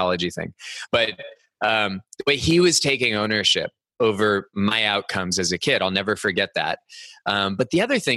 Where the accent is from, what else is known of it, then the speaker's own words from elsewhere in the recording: Cupertino, California, United States; I grew up in the Bay Area of California. Cupertino was my hometown.